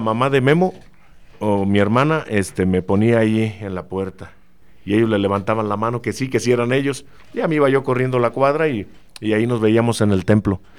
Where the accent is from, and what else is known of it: Celaya, Guanajuato, Mexico; born or raised there